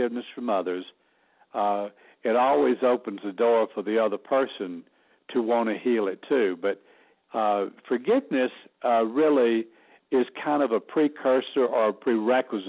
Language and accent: English; Alabama, United States; moved away as an adult; also born or lived in New York / Los Angeles, California; now in Sedona, United States; people think Southerners are dumb, but we're not. We just talk slow